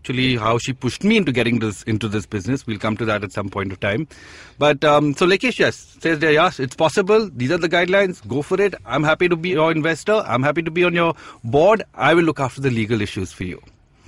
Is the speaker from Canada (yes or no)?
no; India; look, I'm from India and I really want to start this